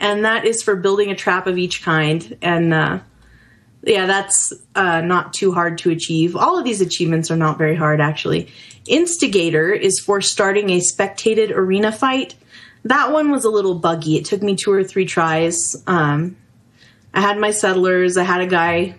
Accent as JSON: {"language": "English", "region": "New Mexico", "country": "United States", "said": "I'm from New Mexico"}